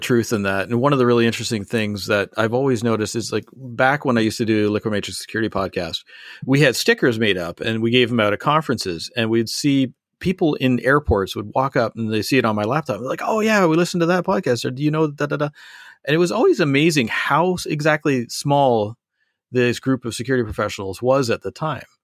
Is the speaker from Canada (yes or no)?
yes; Canada; I am Canadian